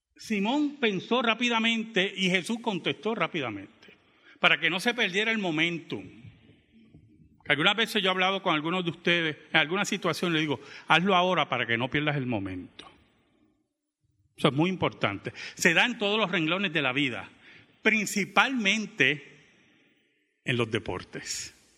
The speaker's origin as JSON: {"language": "Spanish", "town": "Bayamón", "country": "Puerto Rico", "tie": "born or raised there", "also_born_or_lived": "Santurce, Puerto Rico"}